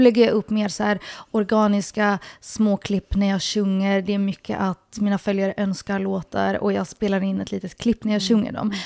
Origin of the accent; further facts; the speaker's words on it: Helsinki, Uusimaa, Finland; jag är uppvuxen i Helsingfors, Finland